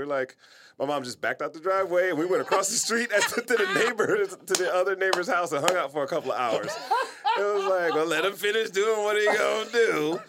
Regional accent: Detroit, Michigan, United States; moved away; No, that's me, like, growing up in Detroit.

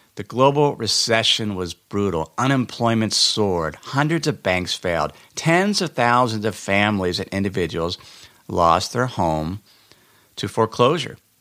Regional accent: Cincinnati, Ohio, United States; moved away; I went back to my hometown in Cincinnati, Ohio

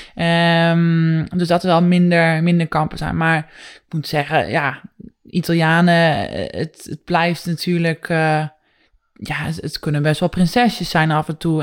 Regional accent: Netherlands

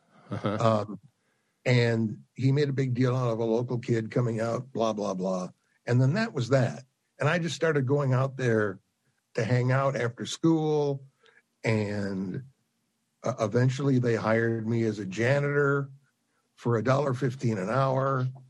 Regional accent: Ann Arbor, Michigan, United States; Ann Arbor, Michigan.

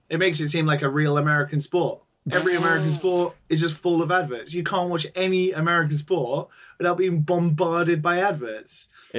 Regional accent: United Kingdom; I mean, I'm British

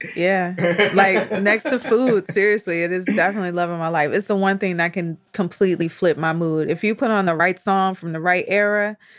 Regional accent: Detroit, Michigan, United States; I grew up in Detroit, which I consider, knowing now what I didn't know then, was that I basically grew up in a Black suburb, right?

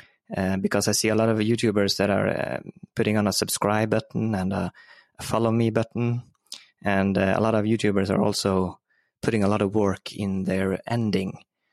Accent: Norway; I'm from Norway.

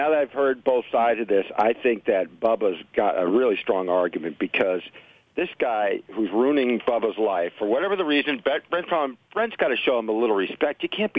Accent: St. Petersburg, Florida, United States; now in New York, United States; I'm from St. Pete, not Pinellas Park.

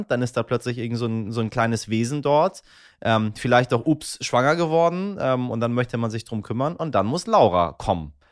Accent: Iran; ich komme aus einer, bin Iraner, so.

